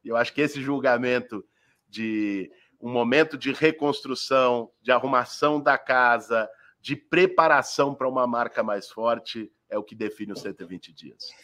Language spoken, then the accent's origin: Portuguese; São Paulo, Brazil; Eu nasci, fui criado e vivo em São Paulo há 40 anos